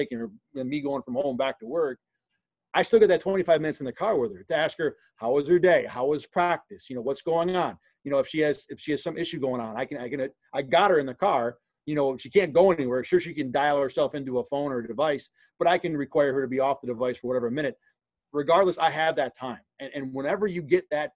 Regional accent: Rochester, New York, United States; also born or lived in Binghamton, New York; being from Rochester, to spend all but 1 year in my hometown

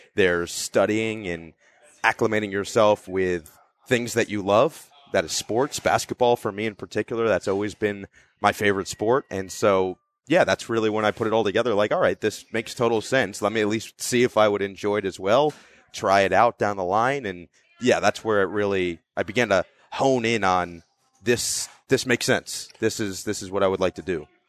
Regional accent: Northern New Jersey, United States; I'm from Northern New Jersey.

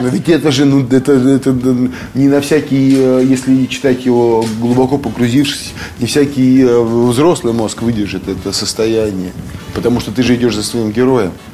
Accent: Kemerovo, Kemerovo Oblast, Russia; moved away as an adult; also born or lived in Saint Petersburg; возвращались домой в Кемерово

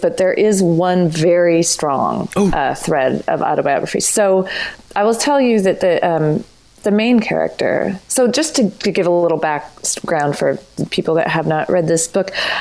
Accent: Corrales, New Mexico, United States; I grew up in Corrales, New Mexico.

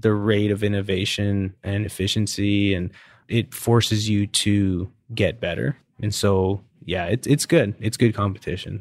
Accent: Canada; now in Houston, United States; I'm Canadian.

